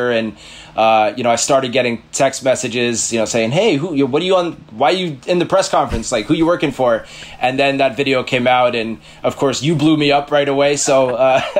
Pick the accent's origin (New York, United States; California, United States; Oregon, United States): New York, United States; New York City; I grew up in New York City